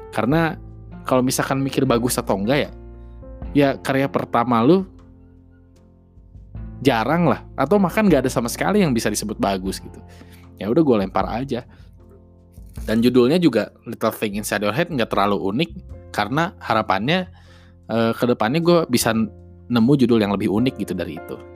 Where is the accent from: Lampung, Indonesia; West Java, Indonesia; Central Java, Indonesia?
West Java, Indonesia; Bandung; gue asli Bandung orang Sunda asli jadi kalau misalkan masih terdengar cengkoknya